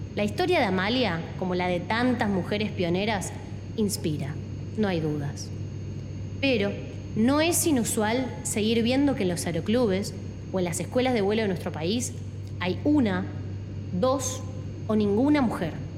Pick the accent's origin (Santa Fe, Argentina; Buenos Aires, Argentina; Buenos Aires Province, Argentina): Santa Fe, Argentina; Como santafesina, como argentina, como mujer y como piloto